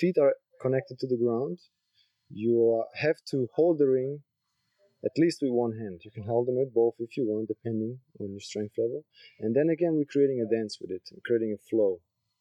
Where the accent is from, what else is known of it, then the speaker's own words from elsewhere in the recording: Switzerland; moved away as an adult; also born or lived in Croatia; now in Koh Phangan, Thailand; I was born in Croatia. I lived there first 4 years, then moved to Switzerland